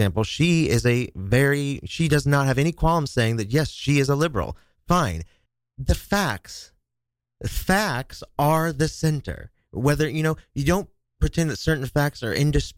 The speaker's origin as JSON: {"language": "English", "region": "Kansas", "country": "United States", "tie": "born or raised there", "moved": "yes", "lives_now": "New York City, United States", "said": "my home state of Kansas"}